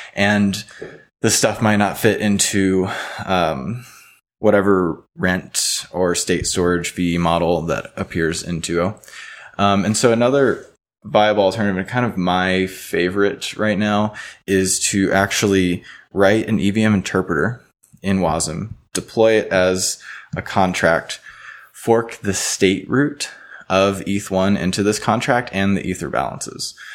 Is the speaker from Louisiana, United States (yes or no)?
yes; Baton Rouge, Louisiana, United States; moved away as an adult; also born or lived in New Orleans, Louisiana; now in Boulder, United States; I'm from Baton Rouge, Louisiana. I've actually, until, like, a week ago, resided in New Orleans. I'm out in Boulder now.